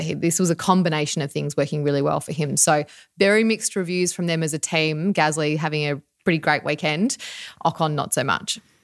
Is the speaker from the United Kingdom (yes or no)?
no; Australia; we are Australian